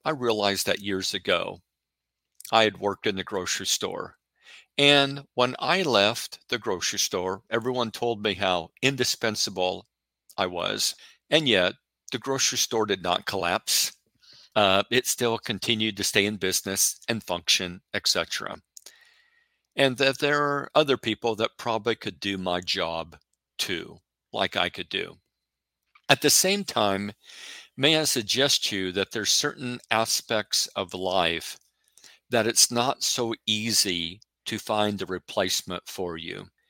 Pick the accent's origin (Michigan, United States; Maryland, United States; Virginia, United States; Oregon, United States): Oregon, United States; I'm from Oregon